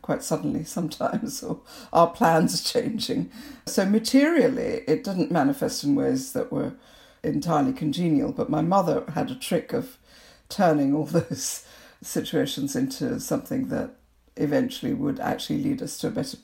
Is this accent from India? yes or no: yes; Kolkata, West Bengal, India; moved away as an adult; also born or lived in Liberia; now in United Kingdom; So there I was growing up in Calcutta. So we moved around a bit when I was in primary school. But for secondary school and what I call my formative years, we were in Calcutta.